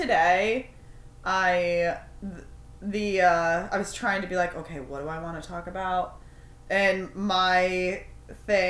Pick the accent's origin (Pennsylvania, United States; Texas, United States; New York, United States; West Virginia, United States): New York, United States; We're from fucking New York